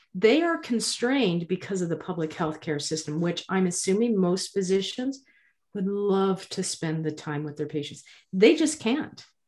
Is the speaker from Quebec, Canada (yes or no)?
no; Nova Scotia, Canada; I'm from Nova Scotia